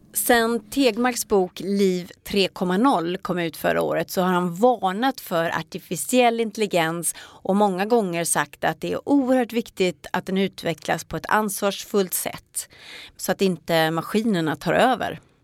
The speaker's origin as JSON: {"language": "Swedish", "town": "Ulricehamn", "region": "Västra Götaland", "country": "Sweden", "tie": "born or raised there", "said": "i min hemstad Ulricehamn"}